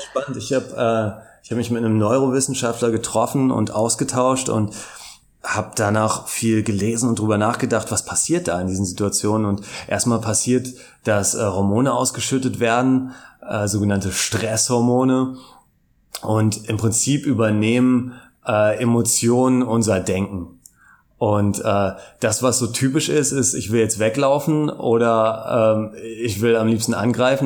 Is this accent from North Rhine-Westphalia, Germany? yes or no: no; Hamburg, Germany; also born or lived in Cologne; now in Brussels, Belgium / Cologne, Germany; ich bin äh, ursprünglich Hamburger